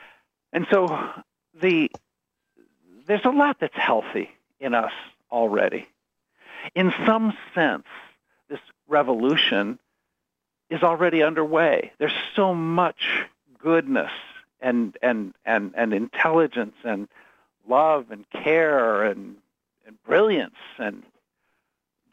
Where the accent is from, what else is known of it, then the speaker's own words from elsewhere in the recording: United States; also born or lived in Chicago area / Ann Arbor; I'm an American